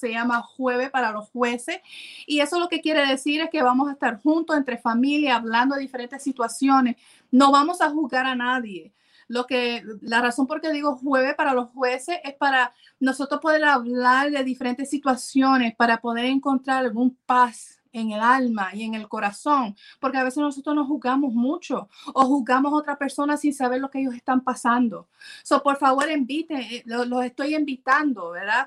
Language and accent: Spanish; Puerto Rico; yo soy puertorriqueña